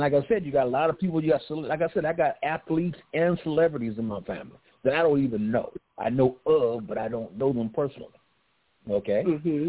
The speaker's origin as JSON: {"language": "English", "town": "Los Angeles", "region": "California", "country": "United States", "tie": "born or raised there", "said": "I grew up in South Central around that area"}